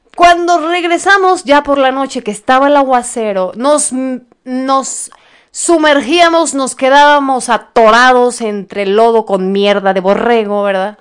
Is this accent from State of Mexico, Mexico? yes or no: no; Mexico City, Mexico; soy de aquí de, de Feña, Ciudad de México